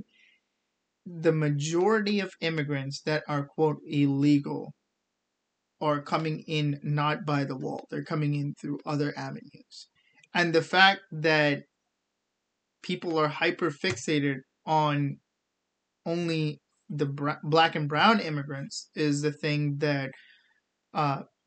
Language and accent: English; India; now in United States; I'm from India